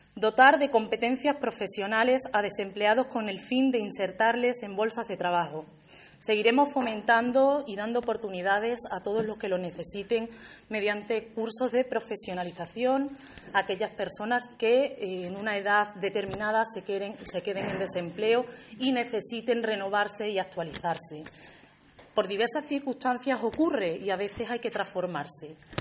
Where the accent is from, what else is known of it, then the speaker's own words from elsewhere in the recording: Alange, Extremadura, Spain; also born or lived in Seville; Alange es mi pueblo